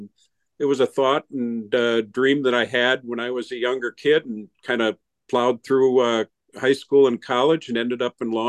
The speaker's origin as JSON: {"language": "English", "town": "St. Louis Park", "region": "Minnesota", "country": "United States", "tie": "born or raised there", "also_born_or_lived": "Wayzata, Minnesota", "said": "I was born and raised in St. Louis Park."}